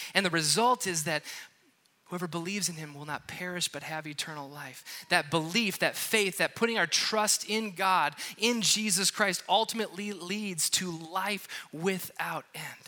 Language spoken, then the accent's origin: English; Wisconsin, United States; moved away; I'm from Wisconsin, and I was just there